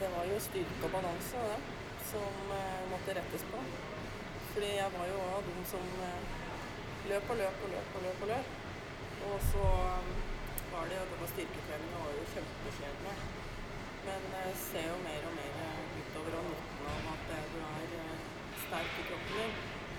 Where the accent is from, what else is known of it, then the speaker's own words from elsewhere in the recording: Norway; jeg er jo født og oppvokst i Oppestad